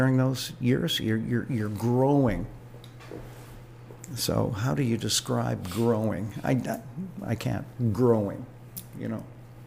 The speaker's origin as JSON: {"language": "English", "town": "Toronto", "region": "Ontario", "country": "Canada", "tie": "born or raised there", "said": "I was raised right out of the sidewalk in East Toronto, even though I was born in the West End."}